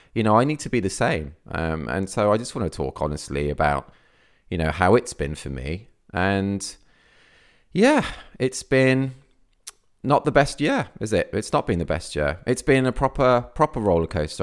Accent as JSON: {"language": "English", "area": "near Birmingham", "region": "West Midlands", "country": "United Kingdom", "tie": "born or raised there", "moved": "yes", "lives_now": "Cornwall, United Kingdom", "said": "I originally, I came from the Midlands, near, near Birmingham. That's where I grew up"}